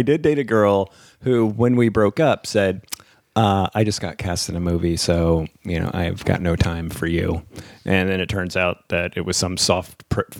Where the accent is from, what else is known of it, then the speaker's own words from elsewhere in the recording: New Jersey, United States; also born or lived in Tennessee; I grew up in Jersey practically